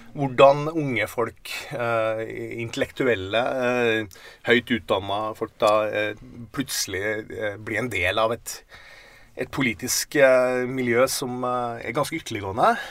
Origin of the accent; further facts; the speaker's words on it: Steinkjer, Trøndelag, Norway; Da jeg kom fra Steinkjer, så vår litt sånn eh, sosialdemokratiske boble, så kom til Trondheim og opplevde det der miljøet han var